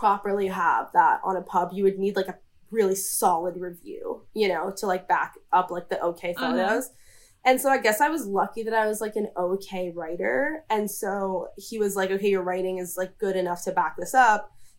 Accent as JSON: {"language": "English", "town": "New York City", "region": "New York", "country": "United States", "tie": "born or raised there", "said": "I grew up in New York City"}